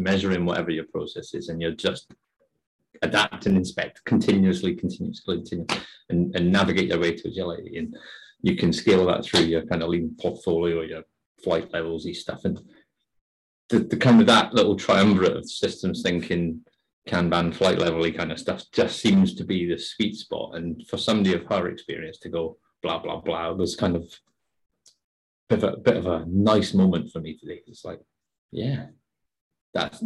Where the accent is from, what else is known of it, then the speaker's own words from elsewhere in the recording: Scotland, United Kingdom; as a Scotsman